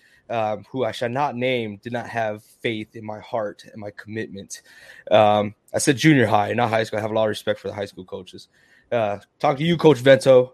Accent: San Antonio, Texas, United States; also born or lived in Lafayette; I'm from San Antonio

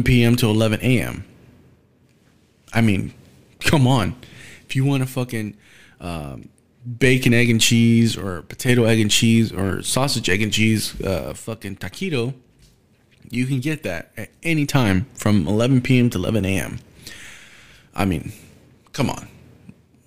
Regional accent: Texas, United States; As a Texan

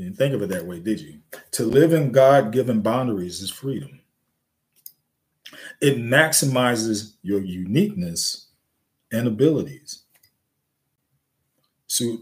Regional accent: New York City, New York, United States; I grew up in the Bronx, New York, South Bronx

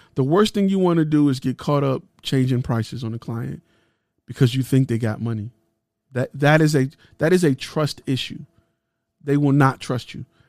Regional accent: Detroit, Michigan, United States; I'm from Detroit

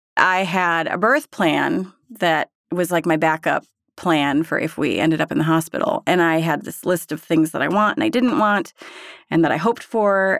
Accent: Berthoud, Colorado, United States; I am from Berthoud, Colorado

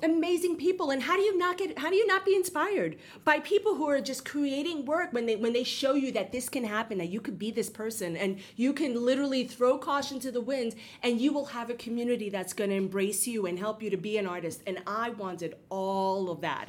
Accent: New York City, New York, United States; I'm born and bred in the Bronx, like essentially. Like I grew up in the Bronx

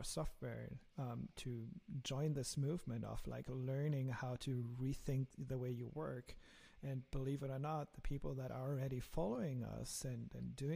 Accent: Germany; accent: German; English is a second language; my lovely German accent

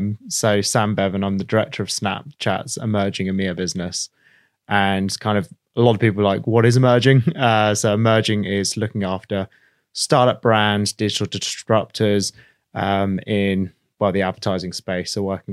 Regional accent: India; Okay, well, first off, I was brought up in India.

